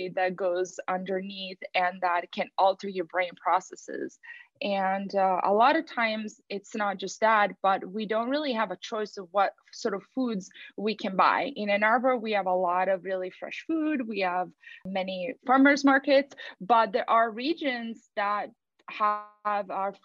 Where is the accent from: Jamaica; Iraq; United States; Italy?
Italy; moved away; I'm from Italy and we celebrate Carnival.